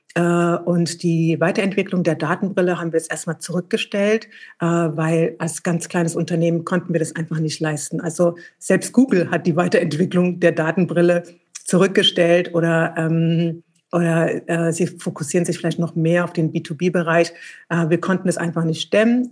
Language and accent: German; Eritrea; now in Berlin, Germany; in meinem Heimatland Eritrea